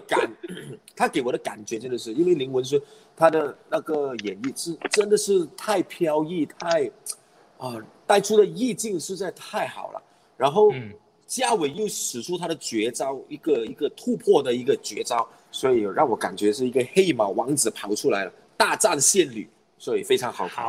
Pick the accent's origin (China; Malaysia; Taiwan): Malaysia; Perak; 我们同样是来自霹雳州的